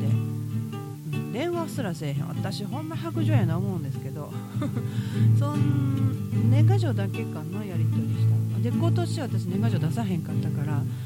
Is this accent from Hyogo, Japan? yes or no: no; Osaka, Japan; 大阪生まれの大阪育ち